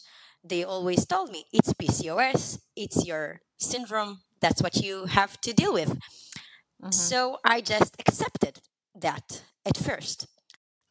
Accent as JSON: {"language": "English", "country": "Israel", "said": "I'm from Israel."}